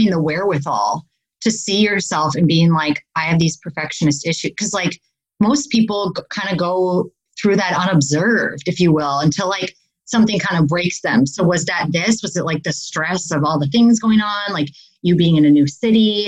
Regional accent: Wisconsin, United States; accent: Midwest; moved away as an adult; now in California, United States; I'm actually originally from Wisconsin.

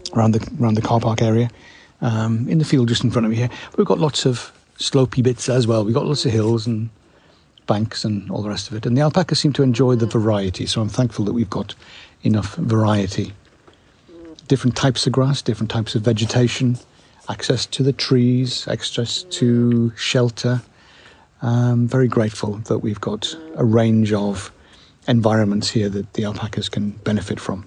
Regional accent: United Kingdom; I'm a Brit

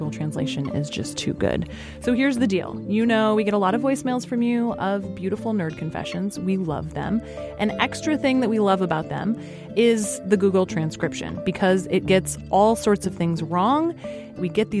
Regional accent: Alaska, United States; moved away; I grew up in Alaska

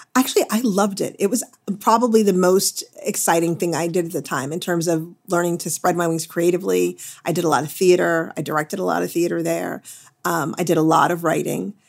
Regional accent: Midwest, United States; moved away as an adult; also born or lived in New England / Los Angeles; now in Westport, United States; I'm a Midwesterner at heart

